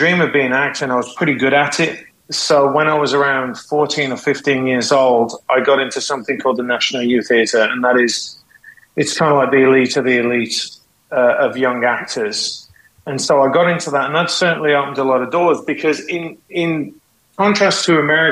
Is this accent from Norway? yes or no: no; West Midlands, United Kingdom; moved away as an adult; also born or lived in California; now in United States; I was raised in the UK. I would say I was raised in Mordor